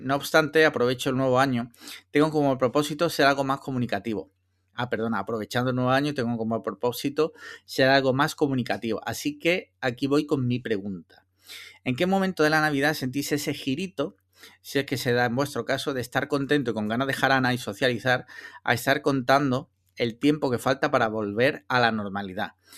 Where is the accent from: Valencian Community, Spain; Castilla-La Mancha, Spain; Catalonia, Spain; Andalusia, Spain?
Andalusia, Spain; yo que soy andaluz